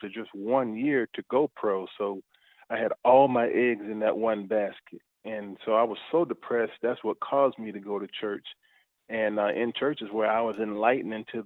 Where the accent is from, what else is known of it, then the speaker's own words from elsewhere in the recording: Daytona Beach, Florida, United States; Central Florida, I came up in Daytona.